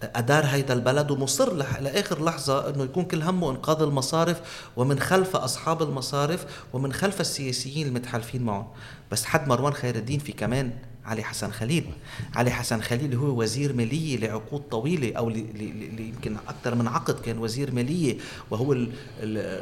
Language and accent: Arabic; Aitaroun, South Governorate, Lebanon; بضيعتي أنا من عيترون أمي من بنت جبال